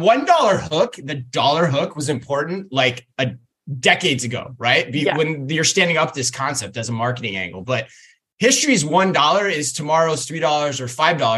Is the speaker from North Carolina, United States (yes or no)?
no; Arizona, United States; Jack in the Box, take me back to my days of growing up in Arizona.